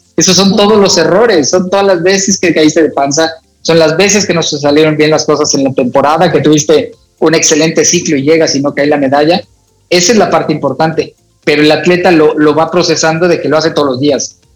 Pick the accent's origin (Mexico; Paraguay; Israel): Mexico; Naucalpan, State of Mexico; ahí me crié en la unidad Cuauhtémoc